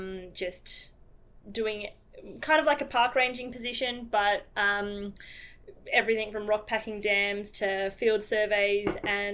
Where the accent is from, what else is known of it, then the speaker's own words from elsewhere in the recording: Australia; also born or lived in South Africa; I'm this Australian